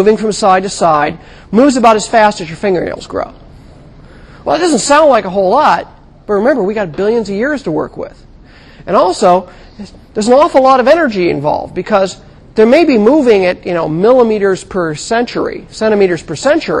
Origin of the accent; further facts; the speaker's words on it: California, United States; I grew up in California